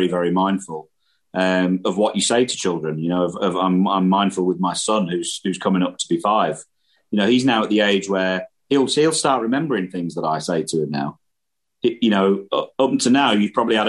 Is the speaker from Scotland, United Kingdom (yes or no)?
no; Irthlingborough, East Midlands, United Kingdom; the place where I grew up in the Midlands in England was, you know, quite a rural place.